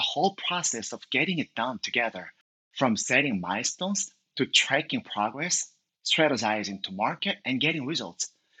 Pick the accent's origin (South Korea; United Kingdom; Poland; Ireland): South Korea; Seoul; English is a second language; moved away as an adult; now in United States; And actually, I moved to the Bay Area from Seoul, Korea a few years ago, but I have been spending most of my time building the product in Seoul.